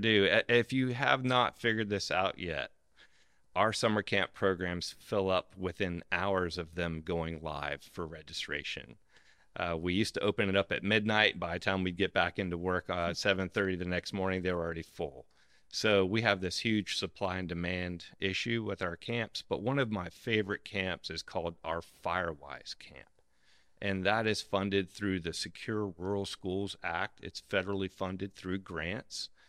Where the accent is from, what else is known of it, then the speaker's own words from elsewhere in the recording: South Florida, United States; when I grew up down in South Florida